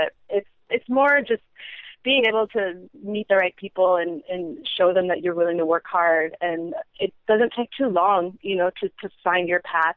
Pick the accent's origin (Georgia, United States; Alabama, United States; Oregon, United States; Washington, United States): Washington, United States; now in Honolulu, United States; I grew up in Washington State